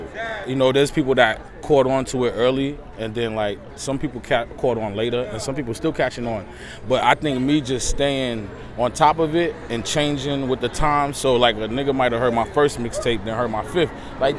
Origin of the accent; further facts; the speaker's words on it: New York City, New York, United States; I'm from Jamaica, Queens.